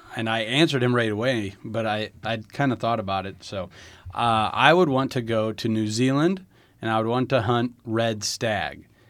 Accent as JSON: {"language": "English", "town": "Lynch", "region": "Nebraska", "country": "United States", "tie": "born or raised there", "said": "I grew up in a real small town in northeast Nebraska by the name of Lynch"}